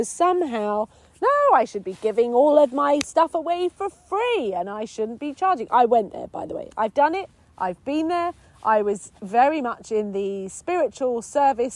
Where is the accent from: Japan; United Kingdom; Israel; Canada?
United Kingdom; England; being a English woman, being English